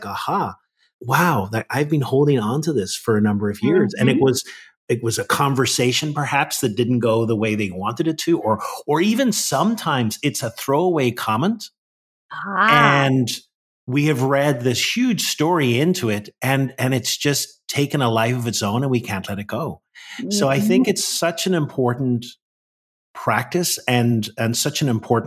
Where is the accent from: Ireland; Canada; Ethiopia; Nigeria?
Ireland; now in Washington, D.C., United States; I think I still got my Irish blood